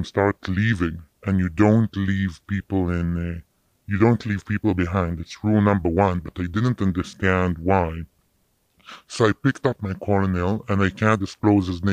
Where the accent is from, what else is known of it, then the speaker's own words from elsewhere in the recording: Jerusalem, Jerusalem District, Israel; moved away as an adult; also born or lived in South Africa; now in United States; I grew up in Jerusalem.